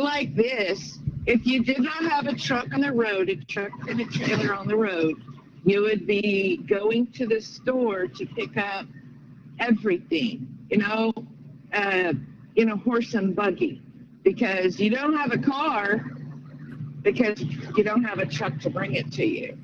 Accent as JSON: {"language": "English", "region": "Oklahoma", "country": "United States", "moved": "yes", "lives_now": "Kingston, United States", "said": "I'm from East Tennessee, a little town called Kingston, but I'm originally from Oklahoma"}